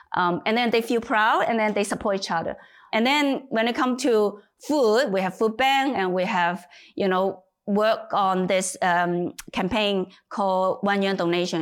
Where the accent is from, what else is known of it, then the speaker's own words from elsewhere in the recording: Hong Kong; moved away as an adult; also born or lived in United Kingdom; now in China; I was born in China, but moved to Hong Kong when I was nine.